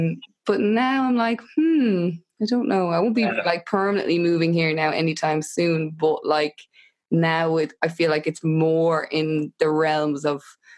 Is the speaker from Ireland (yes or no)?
yes; Tipperary, Munster, Ireland; moved away; also born or lived in Dublin / London; Yeah, like I've ended up back in the country. I'm obviously originally from Tipperary, but just for the last few months I've ended up back here, and I hadn't been living in Tipperary for a long time.